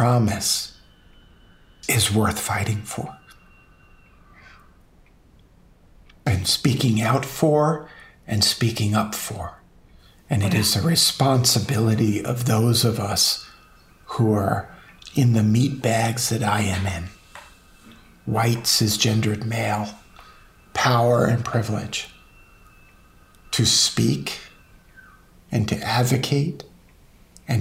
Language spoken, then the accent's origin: English; New York City, New York, United States; I was born on East 26th Street between Avenue D and Clarendon Road in Brooklyn, New York